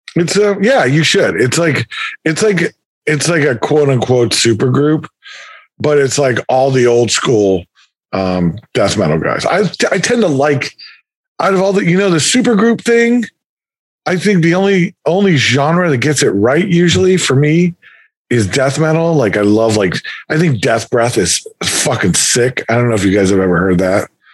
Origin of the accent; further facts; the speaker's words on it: Alexandria, Virginia, United States; I'm from Northern Virginia.